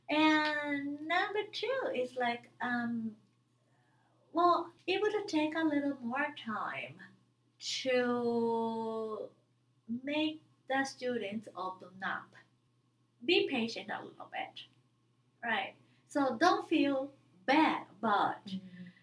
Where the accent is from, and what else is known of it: Japan; English is a second language